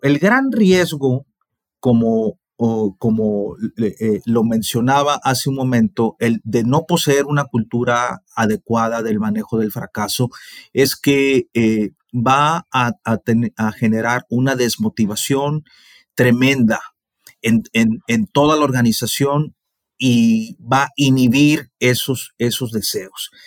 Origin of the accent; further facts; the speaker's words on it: Mexico; nosotros los mexicanos